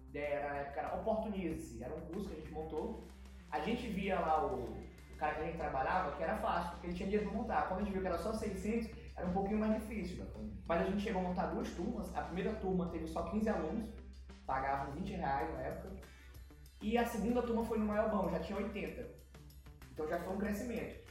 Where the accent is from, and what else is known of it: São Luís, Maranhão, Brazil; born or raised there; also born or lived in São Paulo / Vitorino Freire